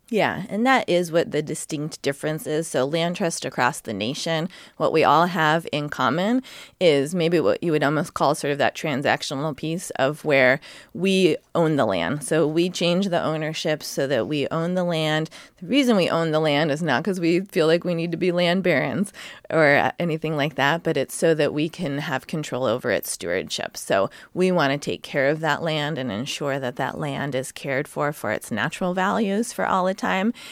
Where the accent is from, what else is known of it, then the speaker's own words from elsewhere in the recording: Sacramento, California, United States; moved away as an adult; now in North Coast, Oregon, United States; I grew up in Sacramento.